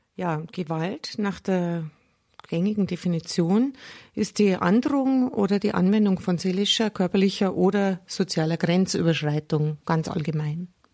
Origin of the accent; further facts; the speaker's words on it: Germany; bei uns in Deutschland